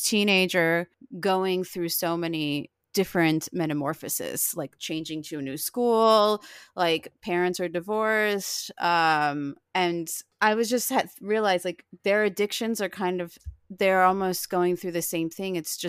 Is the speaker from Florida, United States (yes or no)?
yes; Florida, United States; But I grew up in South Florida and near like not far from Miami.